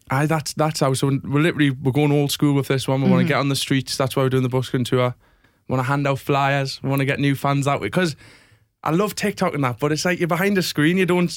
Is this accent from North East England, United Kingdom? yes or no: yes; South Shields, North East England, United Kingdom; I'm a lad from South Shields